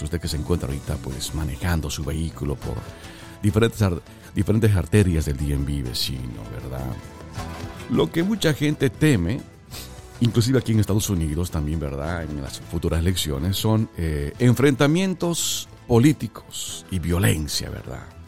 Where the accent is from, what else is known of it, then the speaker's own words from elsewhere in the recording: Bolivia; mi querida tierra Bolivia